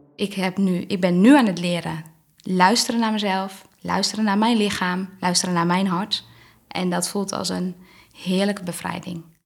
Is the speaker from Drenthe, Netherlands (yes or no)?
no; Kootwijkerbroek, Gelderland, Netherlands; now in Barneveld, Netherlands; ik ben geboren in Kootwijkerbroek. Ik kom uit een groot gezin